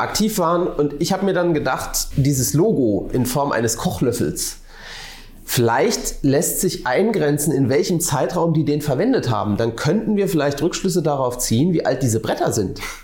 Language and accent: German; Rhine-Neckar, Germany; aus meiner Heimat, aus dem Rhein-Neckar-Raum